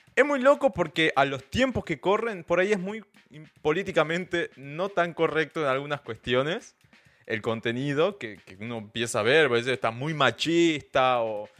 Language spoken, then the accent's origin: Spanish; Salta, Argentina; yo soy del norte de Argentina, de la provincia de Salta